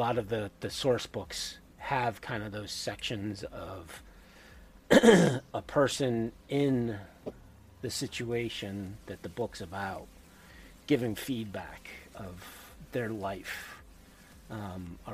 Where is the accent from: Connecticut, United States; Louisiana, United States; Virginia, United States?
Connecticut, United States; being from the Northeast, you know, I often hear people like, oh, where are you from? Connecticut